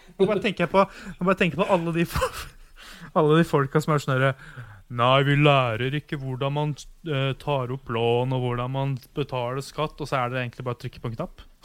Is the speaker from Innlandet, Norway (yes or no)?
yes; Ottestad, Innlandet, Norway; moved away; huset hjemme i Otstad